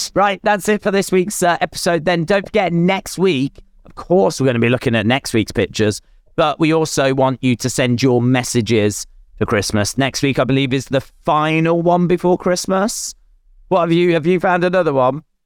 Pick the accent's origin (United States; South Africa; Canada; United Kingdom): United Kingdom; I'm British